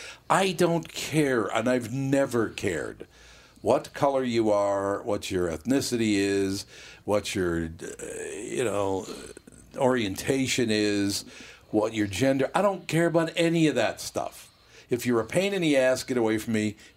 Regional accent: Minneapolis, Minnesota, United States; born or raised there

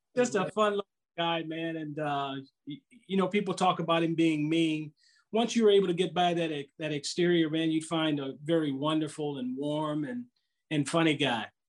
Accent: Southern California, United States; now in St. Louis, United States; growing up in Southern California

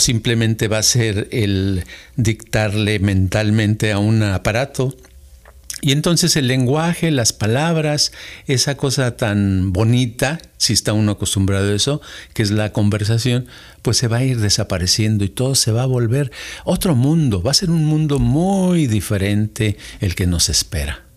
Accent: Mexico City, Mexico; yo crecí en la Ciudad de México

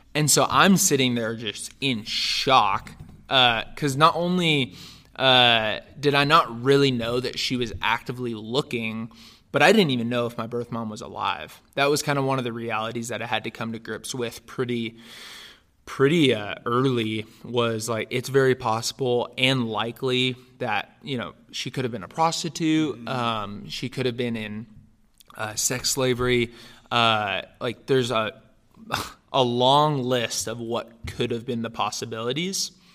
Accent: Northern California, United States; also born or lived in Romania; I was raised in Northern California, actually, and, uh, my family, uh, adopted me from Romania, uh, when I was almost two.

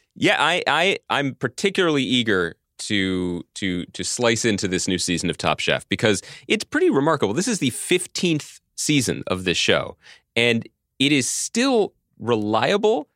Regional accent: Philadelphia, Pennsylvania, United States; the mean streets of my hometown, Philadelphia.

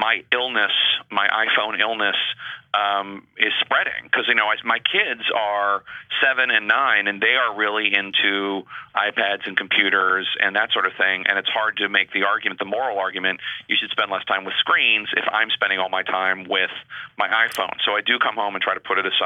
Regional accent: Philadelphia, Pennsylvania, United States; now in Washington, D.C., United States; I come from Philadelphia

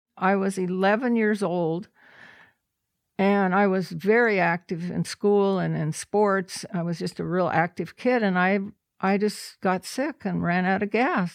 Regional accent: The Dalles, Oregon, United States; I'm a native Oregonian. I was born in the Dalles. I'd lived in Oregon my whole

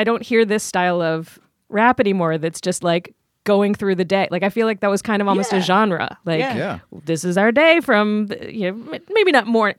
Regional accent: Richmond, Virginia, United States; I grew up in Richmond, Virginia

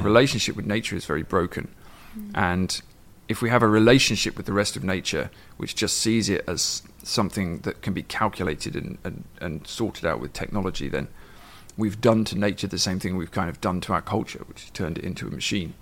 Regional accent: England, United Kingdom; moved away as an adult; now in Ireland; I grew up in England in the 80s

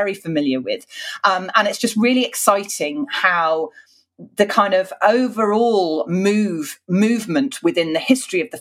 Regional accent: United Kingdom

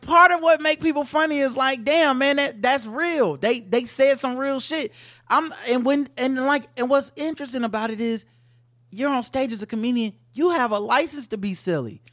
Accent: North Carolina, United States; I grew up in North Carolina

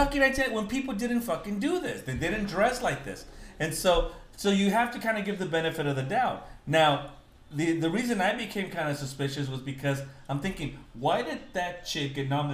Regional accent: Guatemala; now in United States; If you're from Mexico and I'm from Guatemala, why would I be talking to you in bad English?

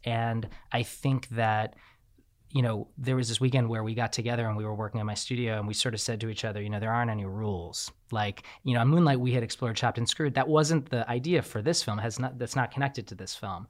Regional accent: New York, United States; I'm from New York

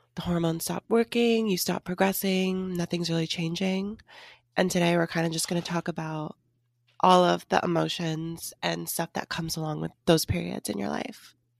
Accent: Seattle, Washington, United States; moved away; I went back home to visit Seattle

